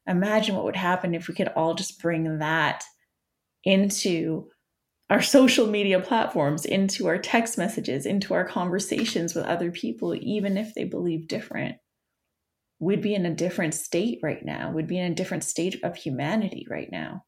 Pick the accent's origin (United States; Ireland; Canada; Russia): Canada; I'm Canadian